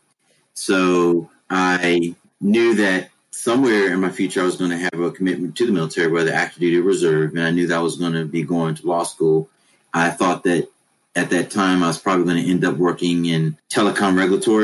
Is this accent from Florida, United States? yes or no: no; Washington, District of Columbia, United States; moved away as an adult; also born or lived in New Hampshire; I'm originally from Washington, D.C.